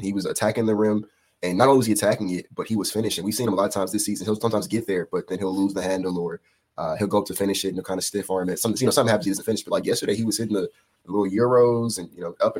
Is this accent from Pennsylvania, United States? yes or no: no; Houston, Texas, United States; I'm from Houston